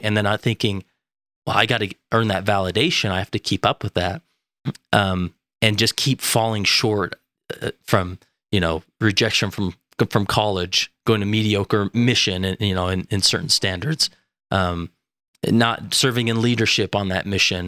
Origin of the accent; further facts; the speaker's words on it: West Valley City, Utah, United States; also born or lived in Stansbury Park, Utah; I am from West Valley City, Utah